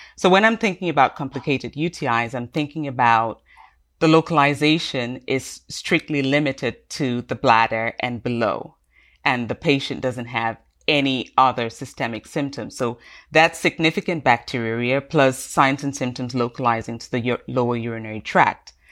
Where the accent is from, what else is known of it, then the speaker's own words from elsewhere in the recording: Cameroon; also born or lived in United Kingdom; now in United States; I'm originally from Cameroon